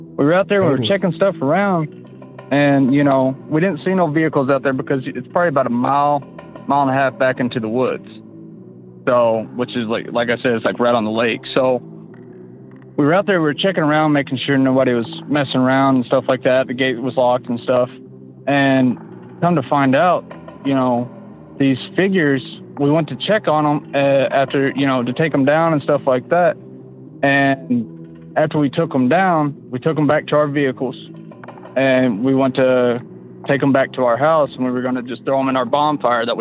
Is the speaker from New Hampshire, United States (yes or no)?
no; Oklahoma, United States; accent: Oklahoma; also born or lived in upstate New York; now in New York, United States; Oh, I live in upstate New York, but I'm originally from Oklahoma.